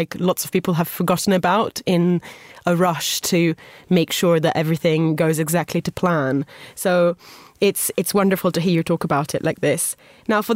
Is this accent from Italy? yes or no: yes; Italy; moved away; growing up in Italy, bread was never considered a luxury product